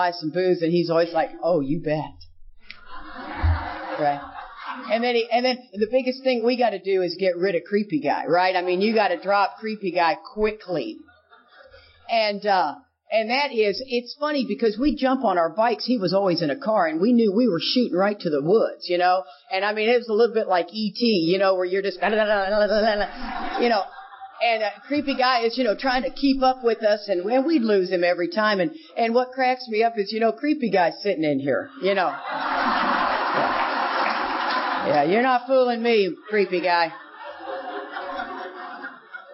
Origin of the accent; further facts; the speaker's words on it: Houston, Texas, United States; I grew up in Houston, Texas.